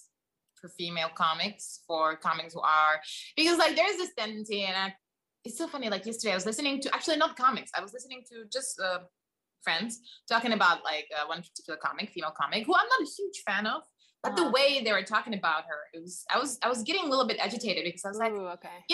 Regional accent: Czechia; moved away as an adult; now in United States; back home from where I'm from Czech Republic

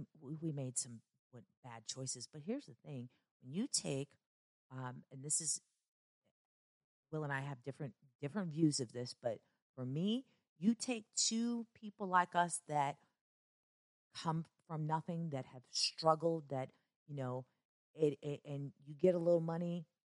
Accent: Chicago, Illinois, United States; also born or lived in Kentucky; even though I was born and raised in Chicago, there was a lot of back and forth from Chicago to Kentucky

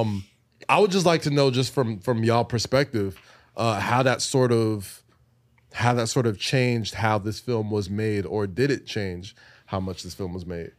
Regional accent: New York City, New York, United States; I'm a New Yorker

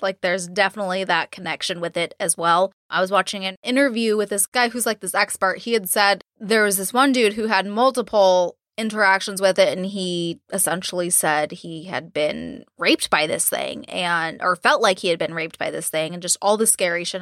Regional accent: California, United States; I'm from California and took Spanish in high school and college

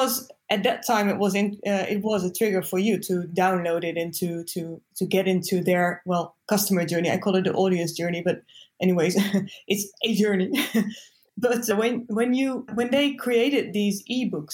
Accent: east of the Netherlands, Netherlands; also born or lived in Rotterdam / Zwolle; I grew up in the east of the Netherlands

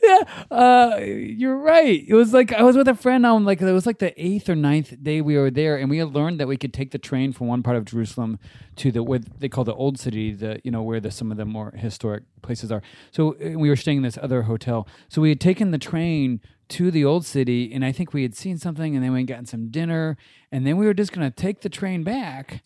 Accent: Japan; I grew up in Japan

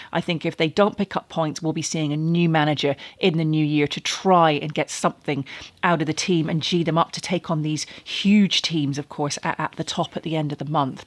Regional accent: Manchester, North West England, United Kingdom; I was born in Manchester. One of the rare people to be a Manchester United fan from the city

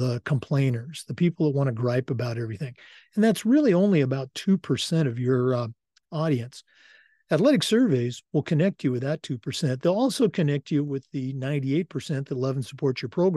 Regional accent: Oregon, United States; moved away; growing up in Oregon, you knew all about the OSAA

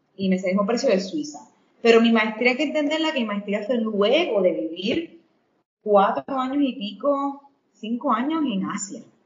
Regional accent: Ponce, Puerto Rico; moved away as an adult; also born or lived in New York / Indonesia / Ecuador; yo soy ponceña, aclarar que soy ponceña ecuatoriana, pero si me explico ponceña primero por la razón de que me crié aquí

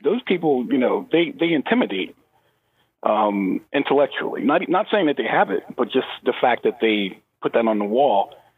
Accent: United States; as a American black

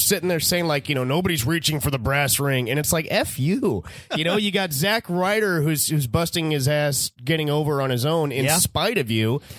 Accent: San Diego, California, United States; San Diego.

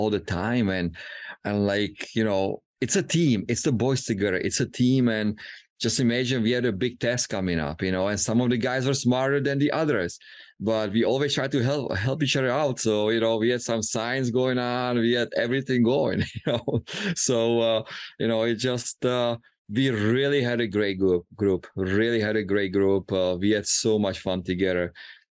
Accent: Czechia; moved away; growing up in Czech Republic

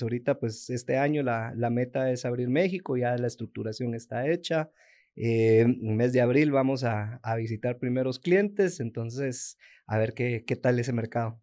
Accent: Guatemala; todos los emprendedores, sobre todo guatemaltecos o centroamericanos

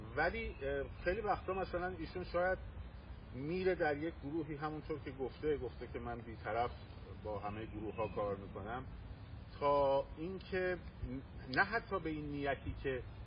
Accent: Iran; من به عنوان یک ایرانی

